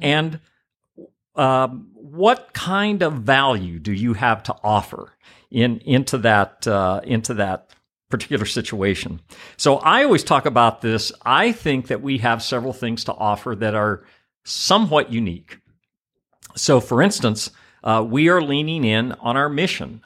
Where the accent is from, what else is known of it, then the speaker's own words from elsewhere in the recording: Oklahoma City, Oklahoma, United States; moved away as an adult; also born or lived in Greenville; my home in Oklahoma City